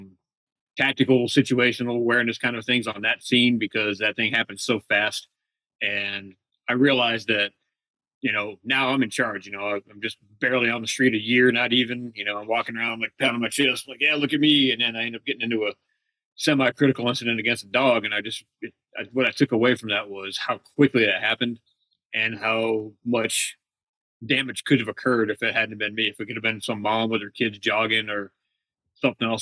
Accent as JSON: {"language": "English", "region": "New England", "country": "United States", "also_born_or_lived": "Phoenix, Arizona", "moved": "yes", "lives_now": "California, United States", "said": "Originally from New England, but I moved here from Phoenix two and a half years ago"}